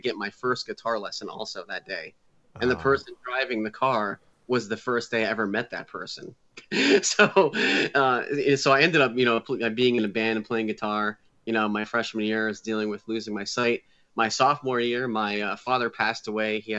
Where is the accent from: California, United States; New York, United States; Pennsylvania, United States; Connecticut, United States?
Connecticut, United States; New England; I grew up in New England. I live in Connecticut. I moved back into my hometown where I grew up.